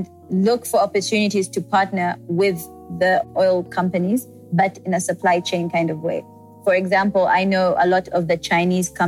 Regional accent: Uganda; moved away as an adult; also born or lived in South Africa / Rwanda; my home country

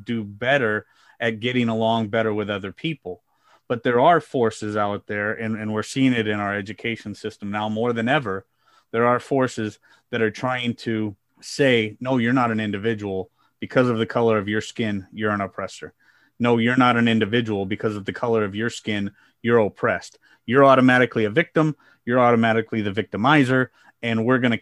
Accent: Midwest, United States; I grew up in the Midwest in the United States

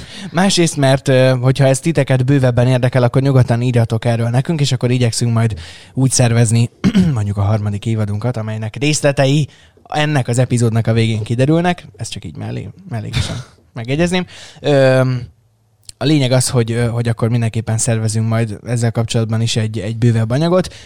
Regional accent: Szeged, Csongrád-Csanád, Hungary; szegediek vagyunk, és azért így hazahúz a szívünk egy kicsit

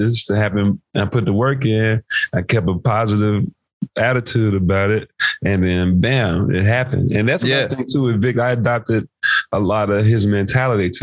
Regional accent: Memphis, Tennessee, United States; I'm from Memphis

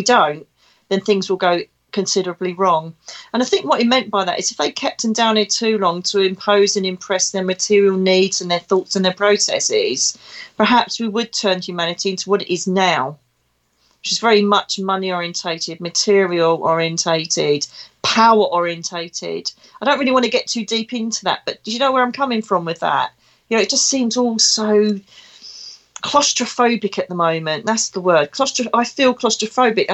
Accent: Essex, East of England, United Kingdom; now in Devon, United Kingdom; you can most probably tell from my dulcet tones I come from Essex. I'm an Essex girl living in Devon.

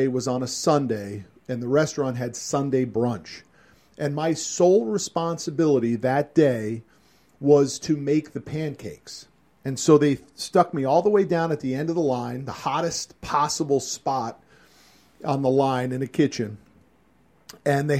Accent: Connecticut, United States; The restaurant was called the Black Goose Grill in my hometown in Connecticut.

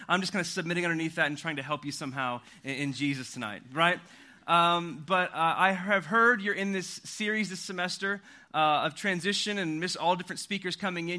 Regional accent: Oklahoma, United States; also born or lived in Louisville, Kentucky; now in Austin, United States; I grew up in Oklahoma and I moved to Austin, Texas about three and a half years ago from Louisville, Kentucky

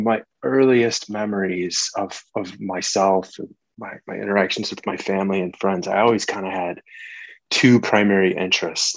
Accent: Des Plaines, Illinois, United States; also born or lived in Chicago; I grew up in Chicago. I grew up right outside the city in a northwest suburb called Des Plaines

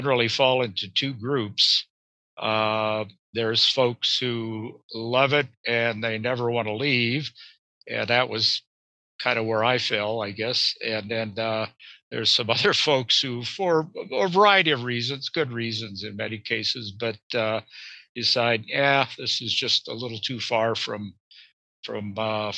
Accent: Oregon, United States; moved away as an adult; also born or lived in Denver, Colorado; now in Anchorage, United States; I grew up in Oregon

